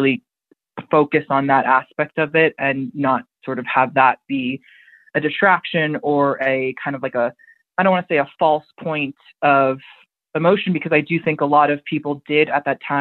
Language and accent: English; United States; I'm an American